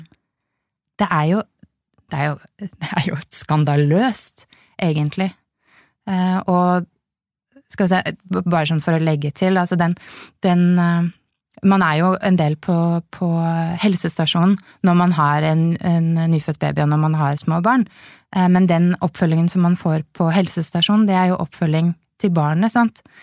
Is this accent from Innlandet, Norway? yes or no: yes; Lillehammer, Innlandet, Norway; moved away; jeg kommer opprinnelig fra Lillehammer